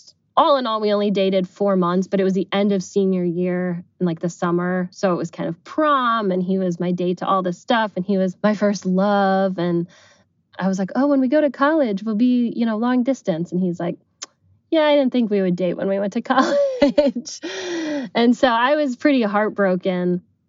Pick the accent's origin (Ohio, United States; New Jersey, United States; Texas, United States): Ohio, United States; Cleveland; from Cleveland, Ohio, and I'm 32 years old and work in marketing.